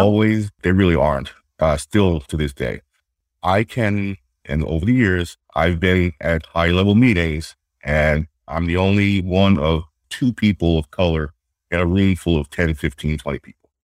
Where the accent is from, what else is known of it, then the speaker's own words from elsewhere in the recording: New York City, New York, United States; moved away as an adult; now in Boston, United States; I grew up in uh, Queens, New York, uh, family house